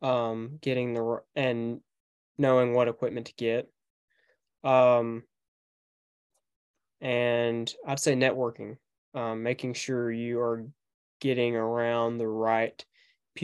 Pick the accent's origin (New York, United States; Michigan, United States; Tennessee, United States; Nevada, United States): Tennessee, United States; Paris; also born or lived in McKenzie, Tennessee; So I go to school here in McKinsey, Tennessee. That's just 20 miles from my hometown in Paris